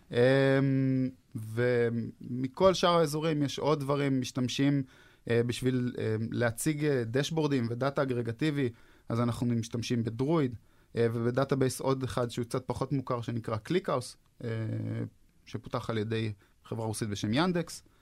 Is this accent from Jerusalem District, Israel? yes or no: no; Haifa, Haifa District, Israel; הם אחד מהם בחיפה, שם גדלתי אגב